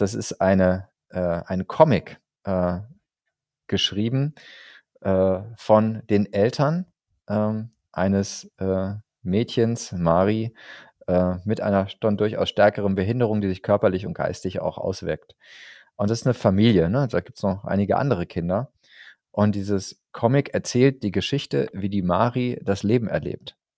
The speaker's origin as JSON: {"language": "German", "town": "Lemgo", "region": "North Rhine-Westphalia", "country": "Germany", "tie": "born or raised there", "moved": "yes", "said": "Lemgo, ne, da komme ich sozusagen gebürtig her. Also ähm, da gibt's, da habe ich zumindest meine, meine Schulzeit verbracht."}